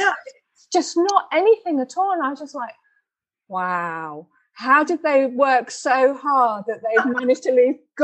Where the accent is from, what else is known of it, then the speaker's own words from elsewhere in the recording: England, United Kingdom; now in Denmark; I grew up in England and now I live in Denmark